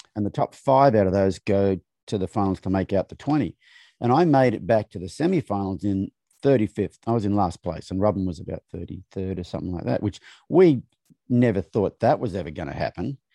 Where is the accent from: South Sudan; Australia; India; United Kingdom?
Australia; moved away; growing up in Australia